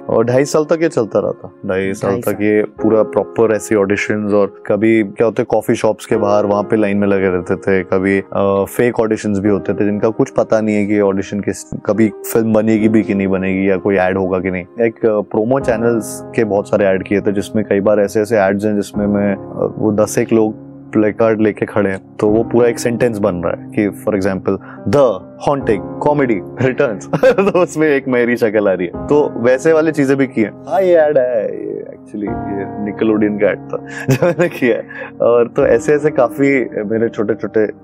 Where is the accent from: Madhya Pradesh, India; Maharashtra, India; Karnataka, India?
Madhya Pradesh, India; Gwalior; moved away as an adult; also born or lived in Navi Mumbai; now in Mumbai, India; मैं ग्वालियर से हूँ तो ग्वालियर से मुंबई आना मेरे लिए सबसे